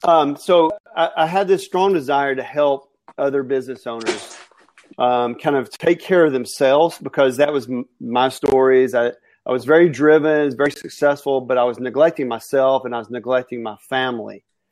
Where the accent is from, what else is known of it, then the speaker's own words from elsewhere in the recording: Alabama, United States; And I'm also from Alabama, which that equals poor grammar.